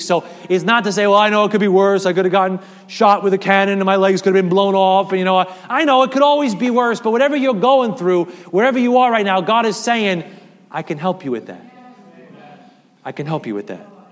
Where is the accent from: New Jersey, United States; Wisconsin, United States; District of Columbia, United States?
New Jersey, United States; I am a Jersey boy